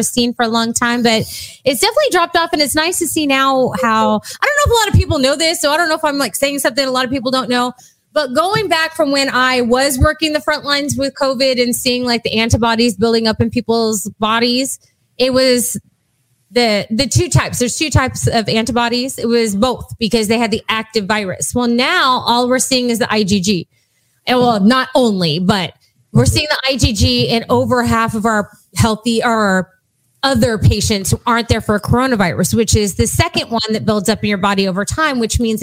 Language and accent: English; Texas, United States; I am pure Texan.